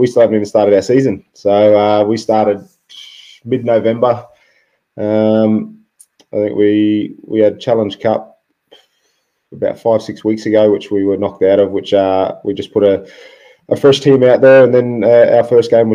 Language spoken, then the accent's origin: English; Brisbane, Queensland, Australia; moved away as an adult; also born or lived in Melbourne; I was born in Melbourne, as you said. Moved from Melbourne to Brisbane.